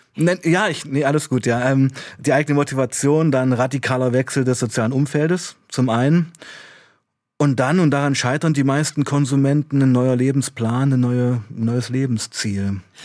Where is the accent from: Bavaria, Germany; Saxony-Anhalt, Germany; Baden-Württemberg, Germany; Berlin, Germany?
Saxony-Anhalt, Germany; Weißenfels; now in Leipzig, Germany; ich kam ja aus Weißenfels, ich bin in Weißenfels aufgewachsen